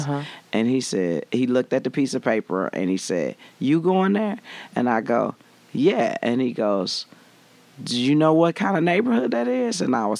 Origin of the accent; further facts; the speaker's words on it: Chicago, Illinois, United States; I grew up in Chicago